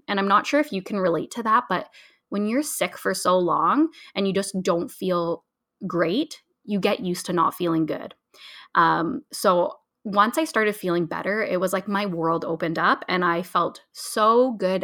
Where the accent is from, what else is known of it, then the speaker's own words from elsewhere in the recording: Ontario, Canada; I'm originally from Ontario